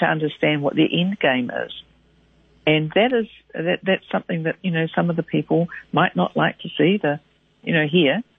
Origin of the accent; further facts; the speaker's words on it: Waikato, New Zealand; moved away; I'm a girl from the Waikato originally, and my parents are dairy farmers, as were theirs